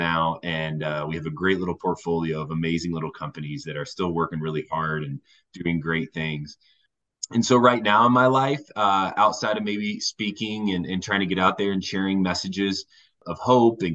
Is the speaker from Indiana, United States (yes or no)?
yes; Warsaw, Indiana, United States; moved away as an adult; now in Golden, Colorado, United States; I'm originally from Indiana, Northern Indiana, an amazing town called Warsaw, Indiana